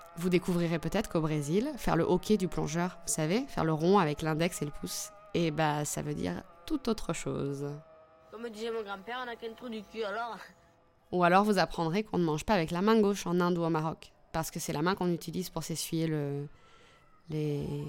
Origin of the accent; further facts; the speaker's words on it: France; Je suis née en France, mais toute mon enfance, j'ai été bercée par les histoires de Tunisie